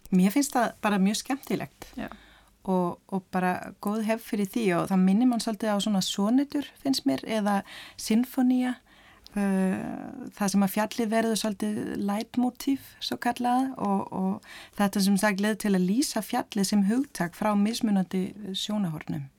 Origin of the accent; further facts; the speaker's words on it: Denmark; sem Dani